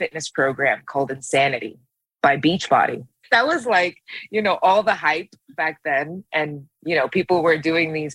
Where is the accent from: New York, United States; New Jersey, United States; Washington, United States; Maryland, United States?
New York, United States; also born or lived in Brooklyn, New York; I grew up in New York, in the Bronx, and I lived a fairly common New York type of life